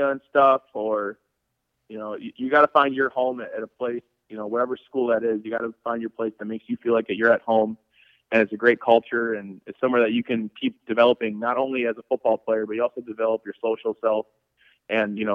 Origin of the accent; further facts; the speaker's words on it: Hartford, Wisconsin, United States; moved away; my hometown in Hartford, Wisconsin